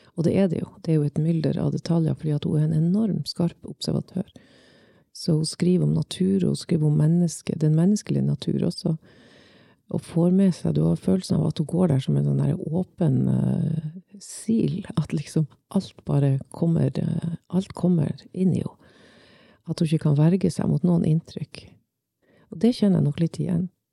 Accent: Svolvær, Nordland, Norway; Jeg vokste opp i Svolvær

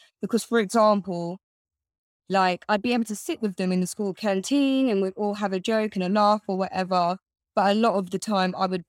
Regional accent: Bedford, East of England, United Kingdom; So I grew up in a town called Bedford.

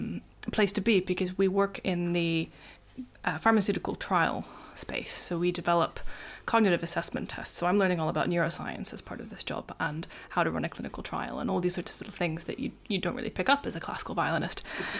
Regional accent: United States; I grew up in America

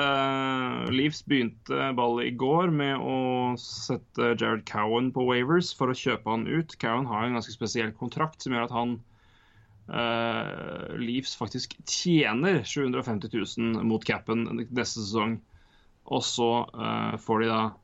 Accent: Norway; vi er fra Norge

